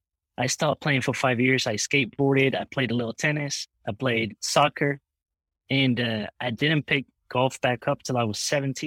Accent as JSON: {"language": "English", "town": "Malaga", "region": "Andalusia", "country": "Spain", "second_language": "English", "moved": "yes", "lives_now": "Belton, United States", "said": "All my family's back in Spain. And I came here in 2010 from Malaga, Spain to Belton, Texas."}